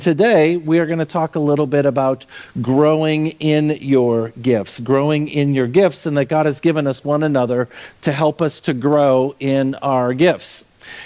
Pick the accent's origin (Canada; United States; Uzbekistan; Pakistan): United States; Minnesota; I grew up in Minnesota